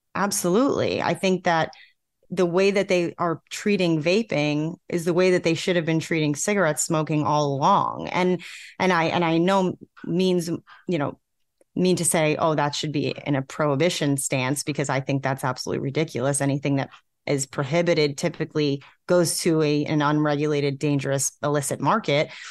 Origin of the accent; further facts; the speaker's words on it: New York, United States; moved away as an adult; now in South Carolina, United States; I'm from New York. Um, most of my friends and family still live in New York